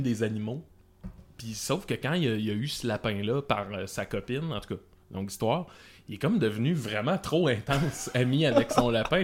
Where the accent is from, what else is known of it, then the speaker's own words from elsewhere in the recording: Salaberry-de-Valleyfield, Quebec, Canada; Valleyfield, qui est, qui est ma ville natale